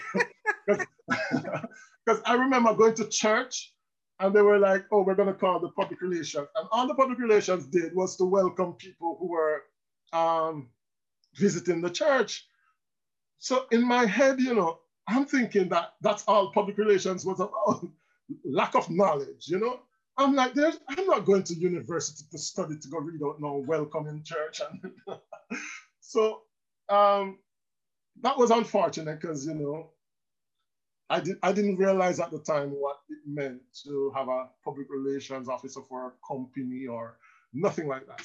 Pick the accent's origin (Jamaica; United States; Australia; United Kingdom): Jamaica; Land Settlement, Manchester; moved away as an adult; now in France; I'm from land settlement in Manchester. It's a small district just outside uh, Williamsfield.